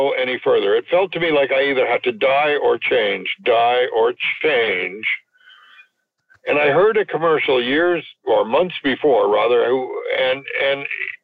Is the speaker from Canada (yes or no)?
yes; Montreal West, Quebec, Canada; moved away; also born or lived in Toronto; I grew up in Montreal West